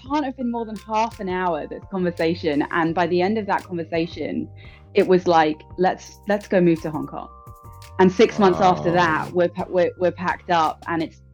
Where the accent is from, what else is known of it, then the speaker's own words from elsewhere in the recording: London, United Kingdom; born and raised in London.